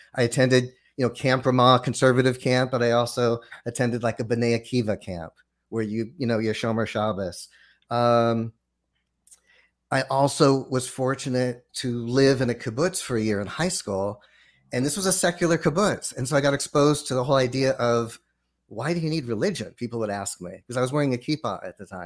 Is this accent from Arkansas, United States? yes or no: no; Los Angeles, California, United States; growing up in Los Angeles, went to public school in in Los Angeles